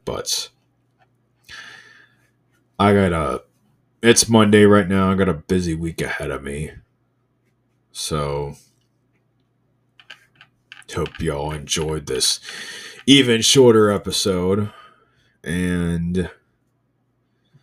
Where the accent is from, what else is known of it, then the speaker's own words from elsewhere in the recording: Indiana, United States; I'm from Indiana. We got this thing called I-STEP.